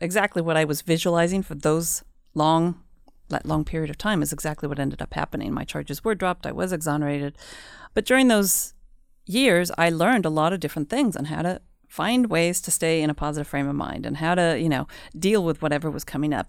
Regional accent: United States; moved away as an adult; also born or lived in Mexico; now in Sweden; I am half Swedish. but I grew up in the States, so that's why my Swedish is not always a hundred percent

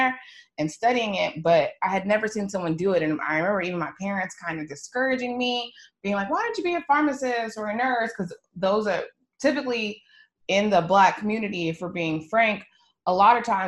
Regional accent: Texas, United States; I'm from Texas

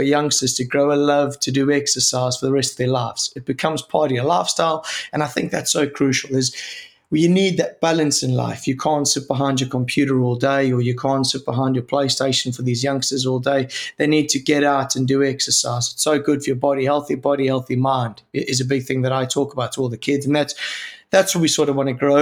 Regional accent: South Africa; moved away as an adult; also born or lived in Sheffield, United Kingdom; now in United Kingdom; being a South African

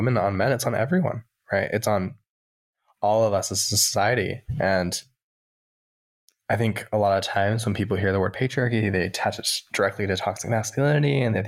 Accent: Provo, Utah, United States; also born or lived in Salt Lake City, Utah; I grew up in Provo, Utah

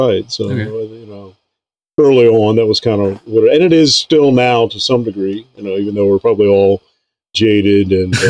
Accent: Lake Worth, Florida, United States; moved away; I was born in, Lake Worth, Florida. Okay. And, grew up there and, that's where pretty much I stayed the first 30 years of my adult life down in Florida.

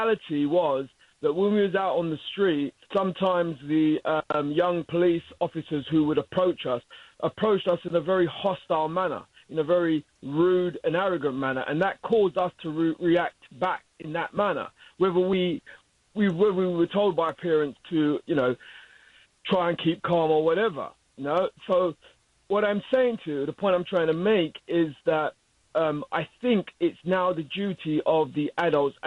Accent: London, United Kingdom; I'm calling from London, England

